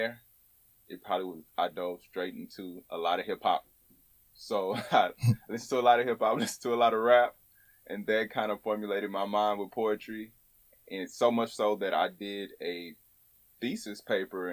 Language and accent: English; Houston, Texas, United States; I'm from Houston, Texas, born and raised, right? Born in Third Ward, grew up on the Southwest Side